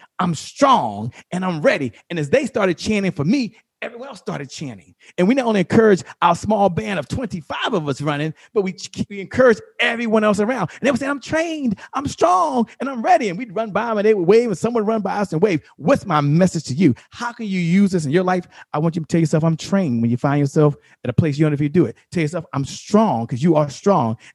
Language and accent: English; Washington, District of Columbia, United States; I'm from Washington, D.C.